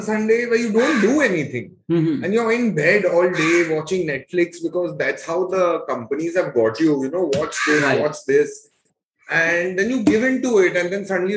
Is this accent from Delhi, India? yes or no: no; Mumbai, Maharashtra, India; also born or lived in Kandivali, Mumbai; I'm a thoroughbred Bandra boy. Born in Bandra, lived in Bandra